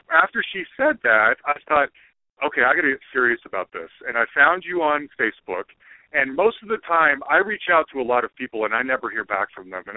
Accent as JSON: {"language": "English", "town": "Salt Lake City", "region": "Utah", "country": "United States", "tie": "born or raised there", "said": "I grew up in Salt Lake City, Utah, Mormon."}